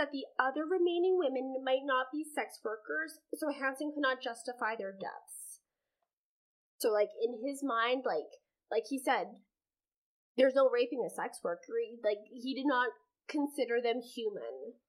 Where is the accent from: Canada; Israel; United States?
Canada; which I find that so fascinating as a Canadian